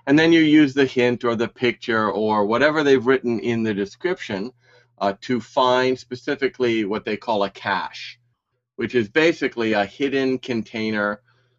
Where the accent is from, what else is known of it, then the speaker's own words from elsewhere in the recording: Hawaii, United States; now in Osaka, Japan; I live in Osaka, Japan, and I'm from the United States, from all over, but basically Hawaii.